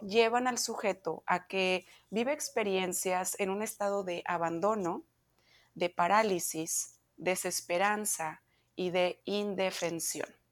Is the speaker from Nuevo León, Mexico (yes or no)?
yes; Monterrey, Nuevo León, Mexico; moved away as an adult; now in United States; yo soy mexicana, eh, vengo de Monterrey